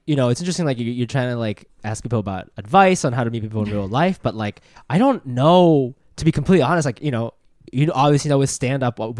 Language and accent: English; Japan; born there; No, I was born in Japan.